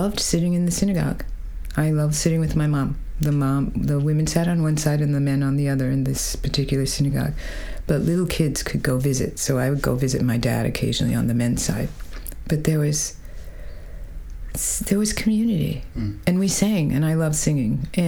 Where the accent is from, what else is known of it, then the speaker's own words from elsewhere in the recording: South Bend, Indiana, United States; moved away; I was born in South Bend, Indiana, home of Notre Dame Fighting Irish football team. And I grew up in a Jewish family.